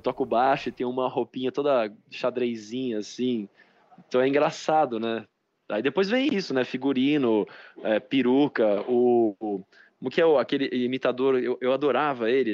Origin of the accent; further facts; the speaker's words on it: Bragança Paulista, São Paulo, Brazil; eu venho de uma cidade assim, Bragança Paulista